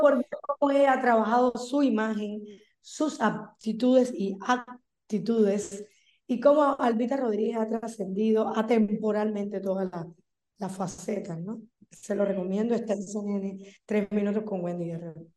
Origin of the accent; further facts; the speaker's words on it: Cuba; moved away; soy una cubana empernida